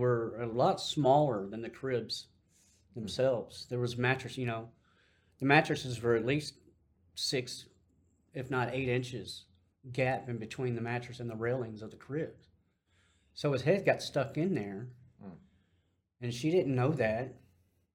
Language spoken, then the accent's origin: English; Dallas, Texas, United States; also born or lived in Amarillo, Texas; by the time I was around 2 years old, I'd moved to Dallas